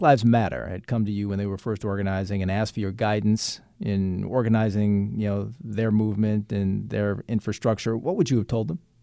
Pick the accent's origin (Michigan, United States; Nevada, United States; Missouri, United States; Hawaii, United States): Michigan, United States; Detroit; I'm a black man with a, a legion of close black friends, obviously, growing up in Detroit